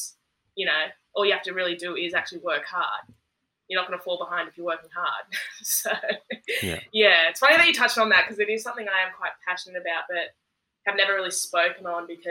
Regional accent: Werribee, Victoria, Australia; we grew up in Werribee

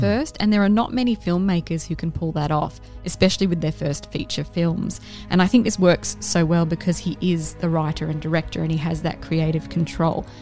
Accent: Scotland, United Kingdom; I am Scottish

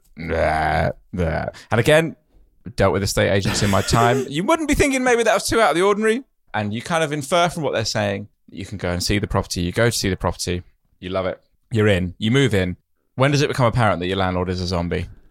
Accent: United Kingdom; I'm very British

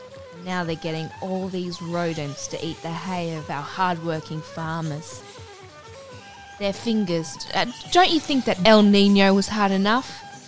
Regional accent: Ireland; He just looks so Irish to me, and because I'm so Irish, I go, ooh.

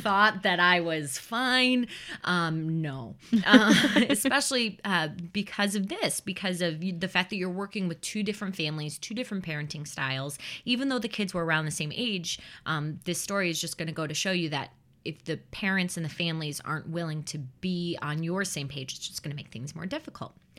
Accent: Chicago, Illinois, United States; I grew up in the Chicagoland area

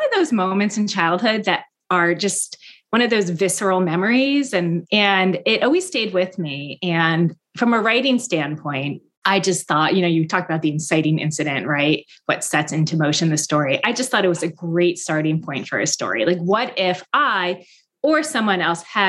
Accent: Mendham, New Jersey, United States; now in Boston, United States; my hometown, Mendham, New Jersey. I did grow up in this bubble

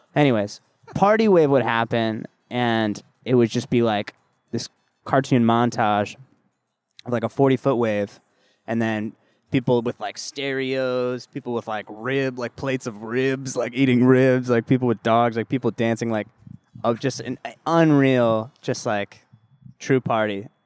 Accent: Southern California, United States; I grew up in Southern California

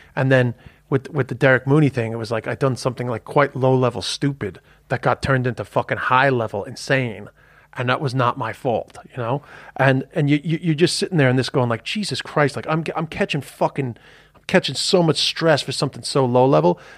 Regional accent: United States; moved away; also born or lived in Ireland; being a fucking yank

